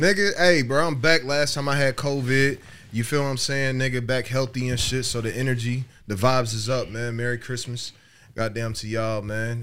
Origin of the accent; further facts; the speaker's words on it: Dayton, Ohio, United States; I'm from Dayton.